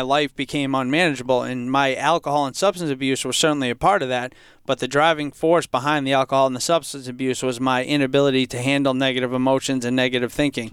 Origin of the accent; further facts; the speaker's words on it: Franklin, United States; growing up in Franklin, I for most of my life, I, I felt like I came from a, a, happy, healthy home.